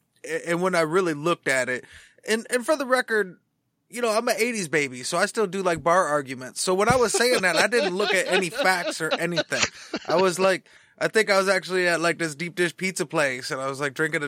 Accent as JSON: {"language": "English", "town": "Detroit", "region": "Michigan", "country": "United States", "said": "The example I always like to use is Chauncey Billups, because we're from Detroit"}